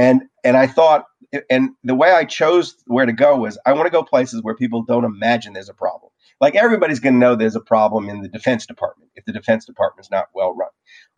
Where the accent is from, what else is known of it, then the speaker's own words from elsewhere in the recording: New Orleans, Louisiana, United States; I grew up in New Orleans. When I was growing up in New Orleans, the way you found out whether a hurricane was about to hit was you went outside.